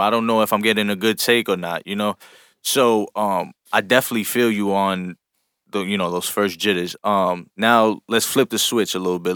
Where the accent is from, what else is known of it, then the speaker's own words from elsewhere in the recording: New York, United States; we come from New York